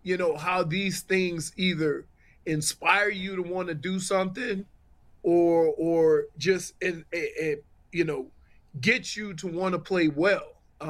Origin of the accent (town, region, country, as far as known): New Orleans, Louisiana, United States; born or raised there